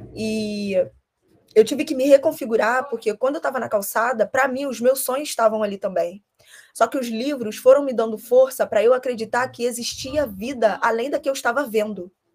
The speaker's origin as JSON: {"language": "Portuguese", "region": "Rio de Janeiro", "country": "Brazil", "said": "eu sou carioca"}